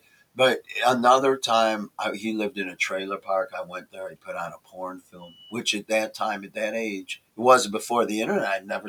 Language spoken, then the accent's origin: English; Chicago, Illinois, United States; I'm from Chicago.